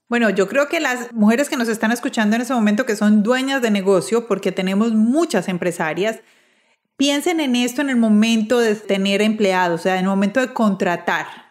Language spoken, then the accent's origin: Spanish; Medellín, Antioquia, Colombia; moved away as an adult; also born or lived in Bogotá; yo soy de Medellín, estudié, trabajé los primeros años en Medellín, pero después me trasladé a Bogotá